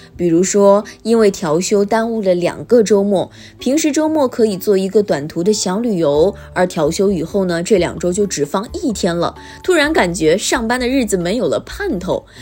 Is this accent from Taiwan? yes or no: no; China; 我们中国人